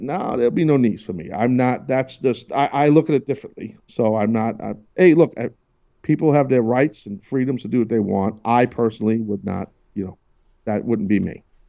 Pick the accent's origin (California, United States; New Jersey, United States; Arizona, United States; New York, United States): New York, United States; So I feel like, as a New Yorker, I will root for the Yankees.